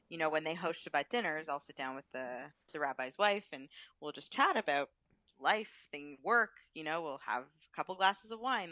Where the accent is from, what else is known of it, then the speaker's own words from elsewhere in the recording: Thornhill, Ontario, Canada; also born or lived in Peterborough, Ontario (Trent University); growing up in Thornhill in a Jewish household